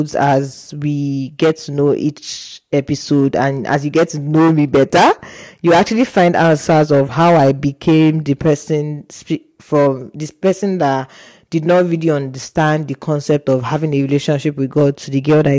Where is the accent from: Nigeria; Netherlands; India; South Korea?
Nigeria; moved away as an adult; now in Hungary; I'm a Nigerian pharmacy student at the University of Page Hungary